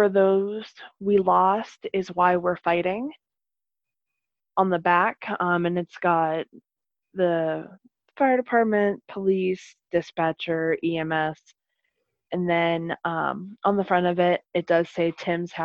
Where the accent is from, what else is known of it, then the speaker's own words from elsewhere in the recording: Arnold, Pennsylvania, United States; now in Meadville, United States; my hometown of Arnold